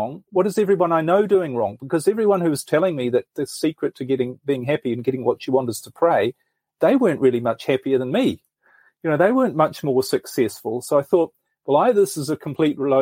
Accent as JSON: {"language": "English", "country": "New Zealand", "tie": "born or raised there", "moved": "as an adult", "said": "I'm originally from New Zealand, actually, and I spent most of my life there."}